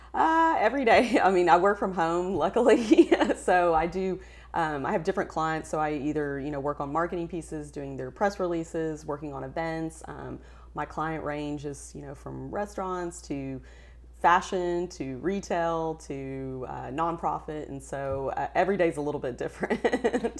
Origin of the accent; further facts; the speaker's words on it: West Texas, United States; we're from West Texas